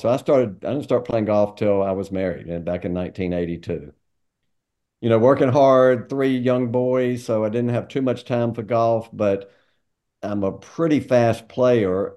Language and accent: English; Greensboro, North Carolina, United States; moved away as an adult; also born or lived in Atlanta; I grew up in Greensboro.